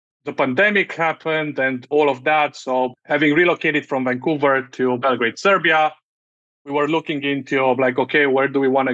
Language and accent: English; Romania; moved away as an adult; I had a whole other career managing media products back in my home country